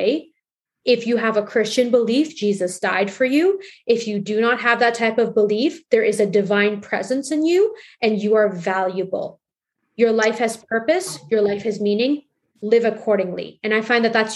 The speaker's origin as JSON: {"language": "English", "country": "Pakistan", "said": "I'm Pakistani, so we like to move."}